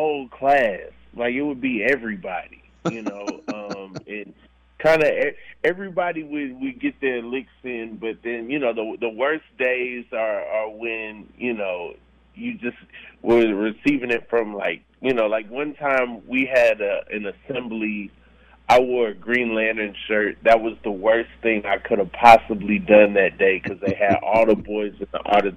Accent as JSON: {"language": "English", "town": "Atlanta", "region": "Georgia", "country": "United States", "tie": "born or raised there", "also_born_or_lived": "Orlando", "said": "I'm from Atlanta, Georgia, born and raised"}